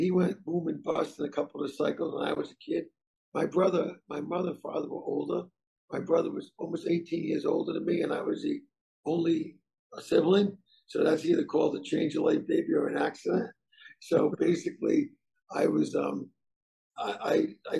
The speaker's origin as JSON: {"language": "English", "town": "North Providence", "region": "Rhode Island", "country": "United States", "tie": "born or raised there", "said": "I grew up in Providence, North Providence, Rhode Island, the son of immigrant Italian parents"}